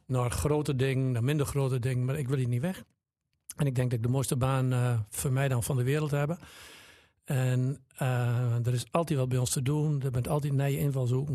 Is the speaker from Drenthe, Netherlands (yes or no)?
yes; Drenthe, Netherlands; Ik ben eh, geboren en getogen in Torwijnen